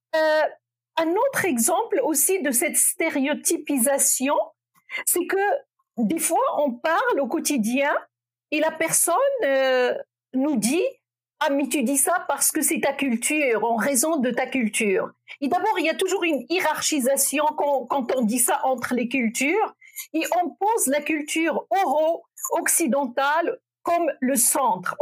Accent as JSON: {"language": "French", "country": "Morocco", "tie": "born or raised there", "moved": "yes", "lives_now": "Quebec, Canada", "said": "je suis née au Maroc. Je fais partie de la première génération des femmes qui ont eu accès massivement à l'éducation."}